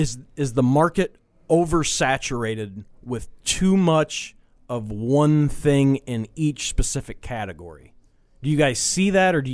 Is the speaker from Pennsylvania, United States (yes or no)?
no; St. Louis, Missouri, United States; We're from St. Louis, so we root for the St. Louis Cardinals or whoever.